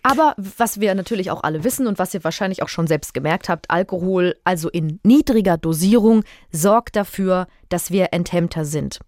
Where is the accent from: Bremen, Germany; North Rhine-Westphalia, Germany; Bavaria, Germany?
Bavaria, Germany; Würzburg; Also ich komme aus Würzburg